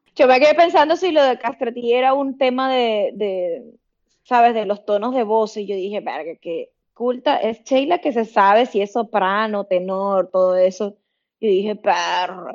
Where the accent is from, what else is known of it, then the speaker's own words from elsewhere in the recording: Puerto Ordaz, Bolívar, Venezuela; moved away as an adult; en mi ciudad, de donde yo soy, en Venezuela. Empecé a trabajar ahí en Trauma, que es Puerto Ordaz, es una ciudad en el sureste de Venezuela